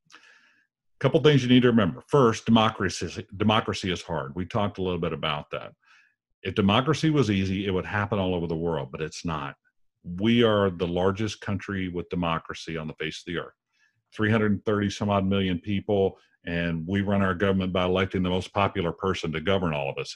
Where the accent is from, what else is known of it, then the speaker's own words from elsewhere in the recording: United States; our country